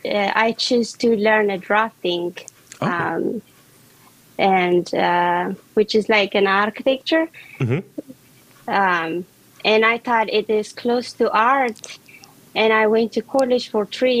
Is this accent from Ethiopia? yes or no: yes; Ethiopia; moved away as an adult; now in Washington, D.C., United States; I was born and raised in Ethiopia, and I'm living in Washington, D.C. now